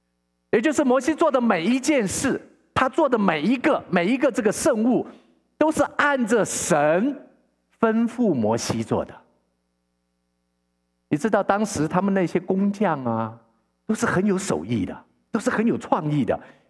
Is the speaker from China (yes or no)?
no; Taiwan; now in Vancouver, Canada; 牧师以前认识一个认识一个老朋友，他是跟我一起从从台湾移民到加拿大的。